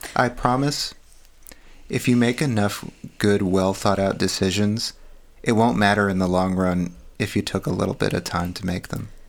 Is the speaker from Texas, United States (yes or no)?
yes; Texas, United States; now in California, United States; I was raised in Texas.